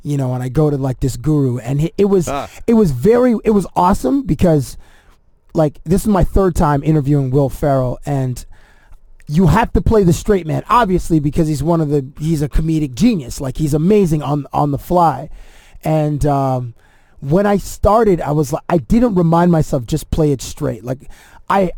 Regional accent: Toronto, Ontario, Canada; I'm from Toronto. I'm a Canadian.

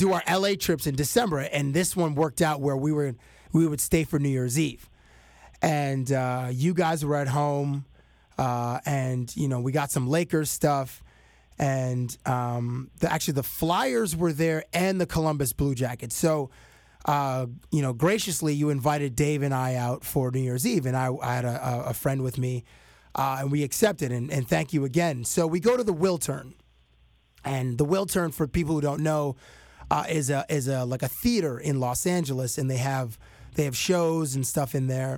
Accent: Toronto, Ontario, Canada; hey, Dr. Dre, I'm from Toronto

